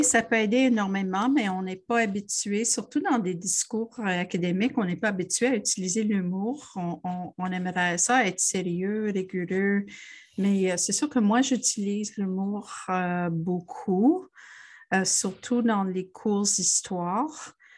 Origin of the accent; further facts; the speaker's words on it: Montreal, Quebec, Canada; moved away as an adult; also born or lived in Ontario / Toronto; Je suis une Montréalaise. J'ai fait beaucoup d'études en Ontario, mais euh, j'ai retourné euh, heureusement à Montréal